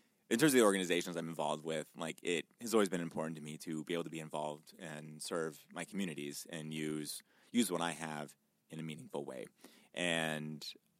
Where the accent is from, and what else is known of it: Danville, Illinois, United States; born or raised there